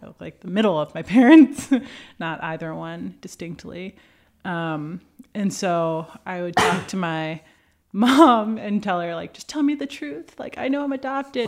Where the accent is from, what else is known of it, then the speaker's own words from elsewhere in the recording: New York, United States; moved away as an adult; also born or lived in Boston / Washington; now in San Francisco, United States; I grew up in New York, about thirty miles northwest of New York City